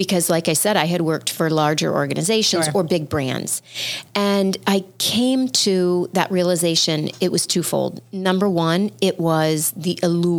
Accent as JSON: {"language": "English", "region": "Midwest", "country": "United States", "tie": "born or raised there", "said": "I grew up in the Midwest"}